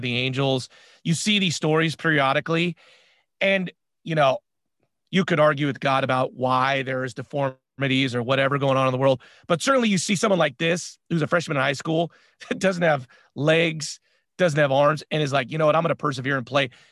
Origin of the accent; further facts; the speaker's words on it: San Francisco, California, United States; We're from San Francisco